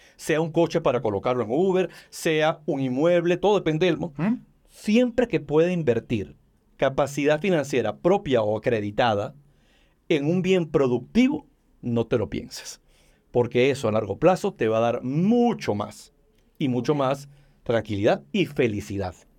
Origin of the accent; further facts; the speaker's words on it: Venezuela; now in Mexico; Soy venezolano de nacimiento y mexicano de, corazón y de decisión